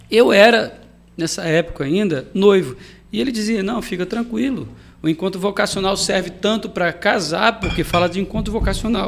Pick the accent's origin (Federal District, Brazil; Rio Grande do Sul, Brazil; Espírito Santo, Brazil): Espírito Santo, Brazil; Marataízes; also born or lived in Itapemirim; Sou natural lá de Itapemirim, nasci em Itapemirim, fui morar em Marataízes também novo, aí acabei tendo mais essa, essa naturalidade de Marataízes do que de Itapemirim